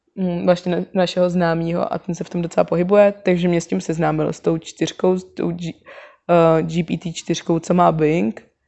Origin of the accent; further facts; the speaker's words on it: Prague, Czechia; původně pocházím ze Zbraslavy a bydlela jsem celý život s rodičema na Zbraslavě